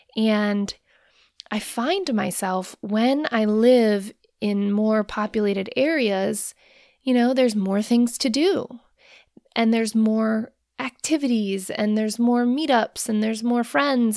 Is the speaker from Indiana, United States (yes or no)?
no; Rhode Island, United States; moved away as an adult; also born or lived in Hawaii; now in Maine, United States; I grew up in Rhode Island